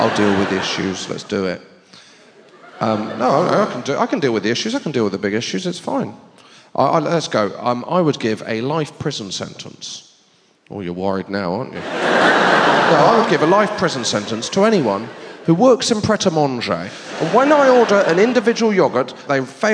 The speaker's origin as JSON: {"language": "English", "area": "Devon, Dartmoor", "region": "South West England", "country": "United Kingdom", "tie": "born or raised there", "moved": "yes", "said": "I grew up in a place called Devon"}